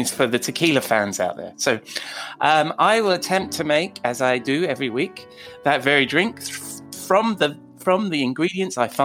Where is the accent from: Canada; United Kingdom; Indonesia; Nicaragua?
United Kingdom